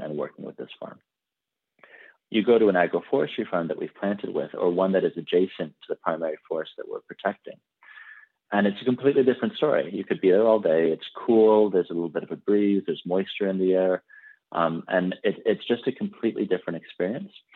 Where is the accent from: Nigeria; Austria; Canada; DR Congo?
Canada; I personally, I'm from Canada.